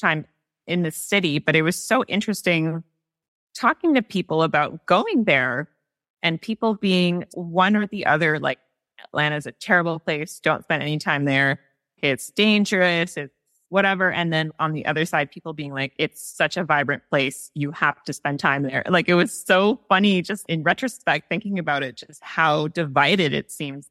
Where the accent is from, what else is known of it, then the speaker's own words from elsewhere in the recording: Montreal, Quebec, Canada; now in Toronto, Canada; I grew up in Montreal, so going from Montreal to Toronto